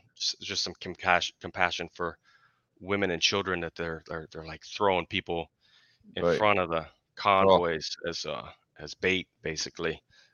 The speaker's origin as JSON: {"language": "English", "region": "Colorado", "country": "United States", "also_born_or_lived": "Kentucky / Tennessee", "moved": "yes", "lives_now": "Oregon, United States", "said": "we're from Colorado. I lived in Kentucky for a while."}